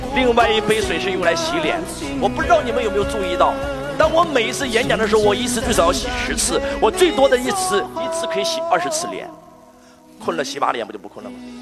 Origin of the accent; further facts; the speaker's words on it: China; 我以我是一个中国人为荣，我以我是一个中国人为傲